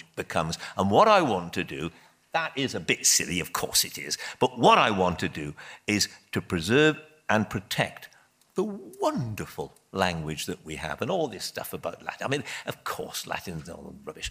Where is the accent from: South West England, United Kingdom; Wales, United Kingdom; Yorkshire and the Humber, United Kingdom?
Wales, United Kingdom; I'm Welsh